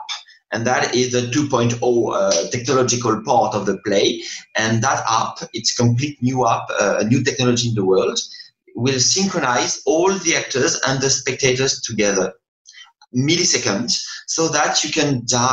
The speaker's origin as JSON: {"language": "English", "town": "Paris", "region": "Île-de-France", "country": "France", "said": "I'm from Paris. I come back to Paris now"}